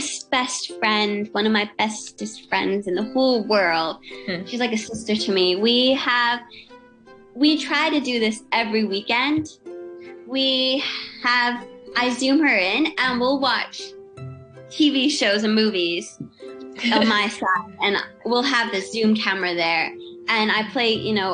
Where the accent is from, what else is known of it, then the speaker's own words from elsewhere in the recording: Hong Kong; also born or lived in Australia; I am Hong Kong, I am Australian. It's something that I'm trying to get used to, is that I belong in both places.